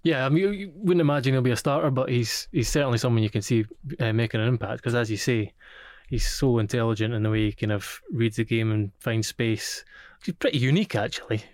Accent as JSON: {"language": "English", "region": "Scotland", "country": "United Kingdom", "said": "as a Scotsman"}